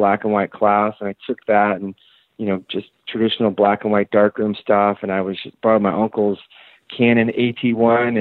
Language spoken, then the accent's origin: English; Oakland, California, United States; also born or lived in Miami, Florida; when I was five, we moved out to California, and I grew up in Oakland and went to all Oakland public schools